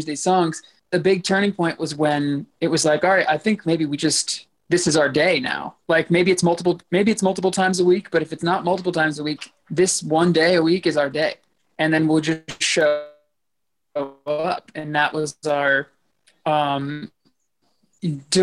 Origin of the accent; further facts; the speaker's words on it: outside of Philadelphia, Pennsylvania, United States; I was born and raised outside of Philadelphia in western suburbs there.